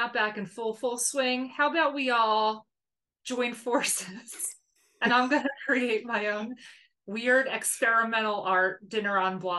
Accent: Delco, Pennsylvania, United States; I am from Delco

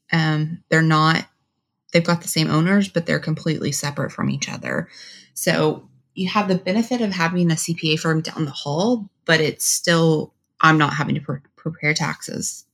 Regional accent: Texas, United States; also born or lived in Washington, D.C.; now in Dallas, United States; I'm originally from Texas

